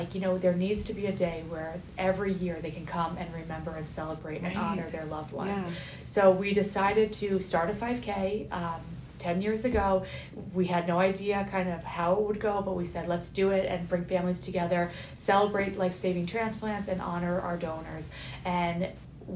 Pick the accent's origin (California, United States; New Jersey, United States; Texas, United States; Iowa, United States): New Jersey, United States; Millburn; I grew up in Milburn